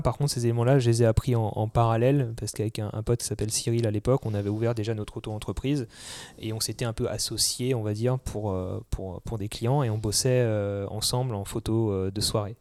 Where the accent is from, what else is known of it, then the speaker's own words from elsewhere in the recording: Alsace, Grand Est, France; moved away as an adult; also born or lived in Paris; je suis né en Alsace, j'ai toujours été en campagne et, j'y suis vraiment attaché